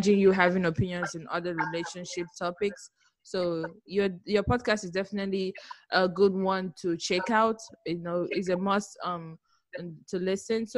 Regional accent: Abia, Nigeria; moved away; maybe where I was born, Abia

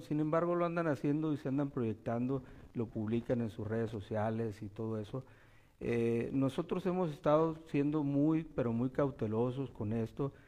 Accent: Baja California Sur, Mexico; also born or lived in Durango / Mazatlán; Yo me crié aquí en, Baja California Sur. Mi papá y mamá nos trajo, nacimos en Durango

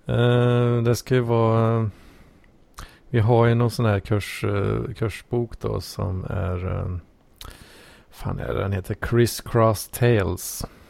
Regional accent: Sweden; som svensk

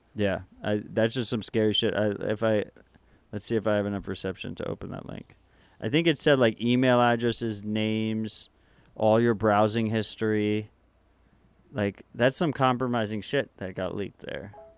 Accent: New York City, New York, United States; moved away; As a New Yorker

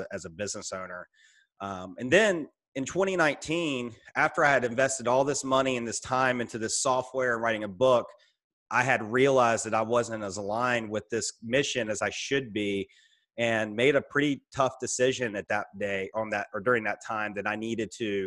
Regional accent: Roanoke, Virginia, United States; also born or lived in Richmond, Virginia; actually move 3 hours from the company to my hometown in Roanoke, Virginia

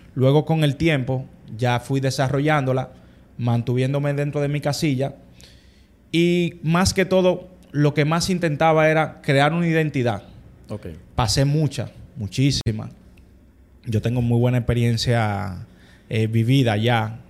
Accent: Santo Domingo, Dominican Republic; nosotros todos los hermanos somos criados aquí en Santo Domingo.

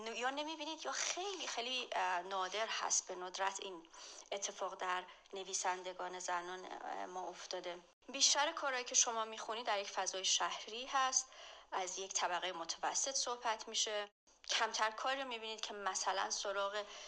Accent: Iran; moved away as an adult; از ایران مهاجرت کردم

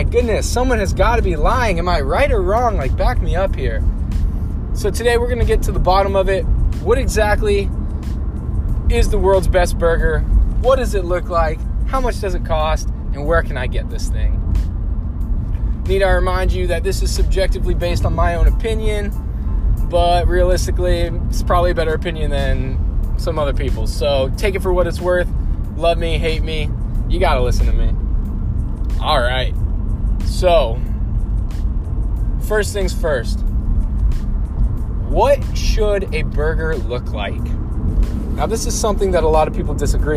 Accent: Ohio, United States; I'm from Ohio

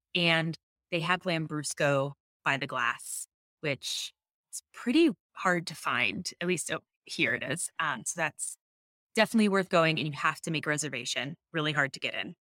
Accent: New Jersey, United States; moved away; also born or lived in Dallas / New York City; growing up in New Jersey near the beach

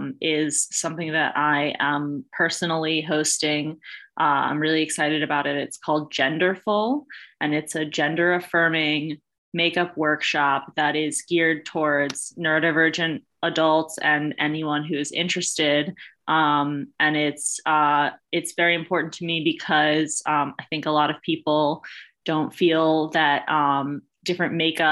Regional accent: New York, United States; now in Rhode Island, United States; And I am a transplant from New York to Rhode Island, but I have to say my favorite drink is coffee milk

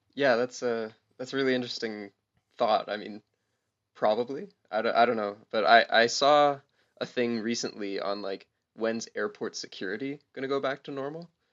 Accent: Guelph, Ontario, Canada; also born or lived in Hamilton, Canada; my hometown of Guelph

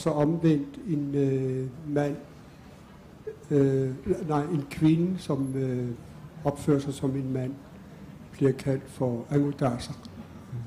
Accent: West Greenland, Greenland; jeg kommer selv fra Vestgrønland

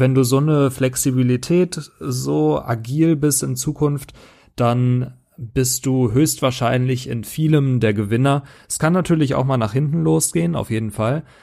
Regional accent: Germany; als Deutscher

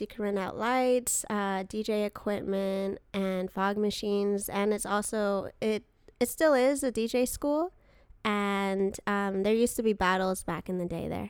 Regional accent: Glendale, California, United States; Yes, in Glendale.

